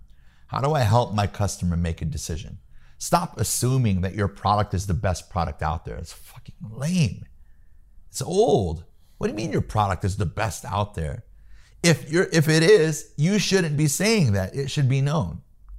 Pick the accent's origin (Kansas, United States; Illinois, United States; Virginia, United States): Illinois, United States; Peoria; moved away; I'm from Peoria, Illinois. Yeah. I was born and raised in the Midwest.